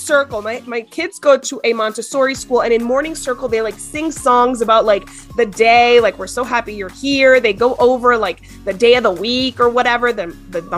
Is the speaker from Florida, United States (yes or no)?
yes; Miami, Florida, United States; now in El Paso, United States; I'm from Miami. I live in El Paso